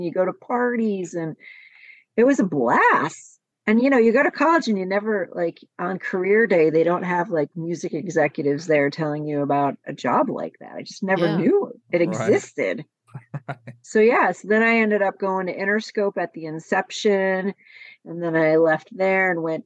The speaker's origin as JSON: {"language": "English", "town": "Buffalo", "region": "New York", "country": "United States", "tie": "born or raised there", "moved": "as an adult", "lives_now": "Los Angeles, United States", "said": "I was born in Buffalo"}